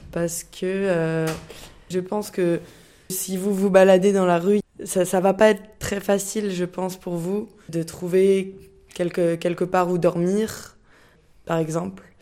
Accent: France; ben on le vit aussi en tant que Français, je trouve.

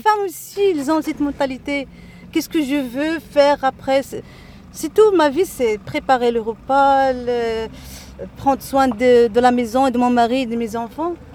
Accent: Casablanca, Casablanca-Settat, Morocco; moved away as an adult; now in Agadir, Morocco; je suis née à Casa, j'ai fait mes études à Casa

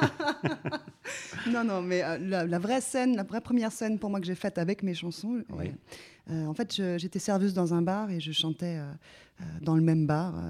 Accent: Geneva, Switzerland; je viens de Suisse, donc à, à Genève

